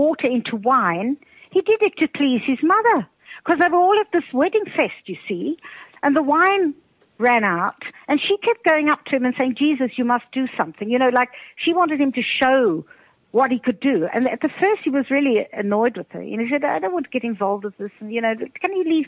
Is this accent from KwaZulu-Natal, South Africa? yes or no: no; Cape Town, Western Cape, South Africa; moved away as an adult; now in Austria; I was brought up in Cape Town, actually, brought up in Camps Bay